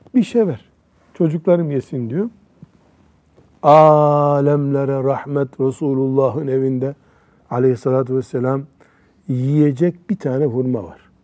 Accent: Black Sea Region, Turkey; Bizim Karadeniz'de

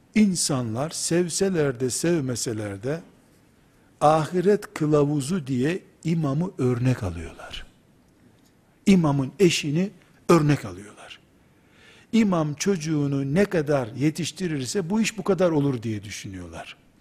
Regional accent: Black Sea Region, Turkey; Bizim Karadeniz deyimidir

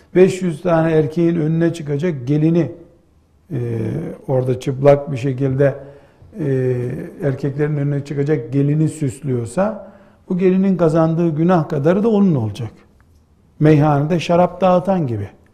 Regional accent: Black Sea Region, Turkey; bizim yine Karadeniz deyimiyle

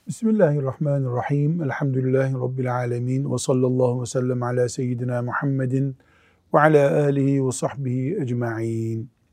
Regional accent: Black Sea Region, Turkey; born or raised there; moved away

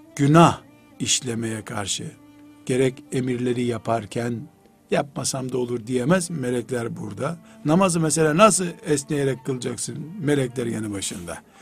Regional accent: Black Sea Region, Turkey; born or raised there

